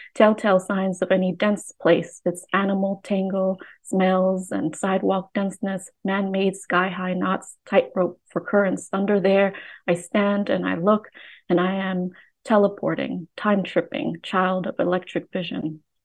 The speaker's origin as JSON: {"language": "English", "town": "Oakland", "region": "California", "country": "United States", "tie": "born or raised there", "also_born_or_lived": "Vietnam", "said": "I grew up in Oakland"}